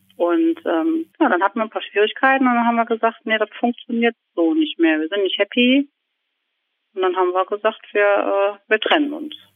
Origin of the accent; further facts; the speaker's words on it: Aschaffenburg, Bavaria, Germany; moved away as an adult; also born or lived in Viersen; now in Lower Rhine, Germany; Also ich stamme aus Aschaffenburg und bin 2000 zwölf nach Viersen zu meinem Mann gezogen